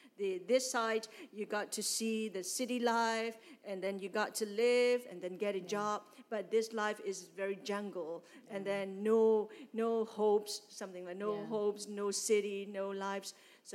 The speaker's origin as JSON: {"language": "English", "town": "San Antonio", "region": "Texas", "country": "United States", "second_language": "English", "said": "Because I came from San Antonio, from city, and then my dad was a pastor"}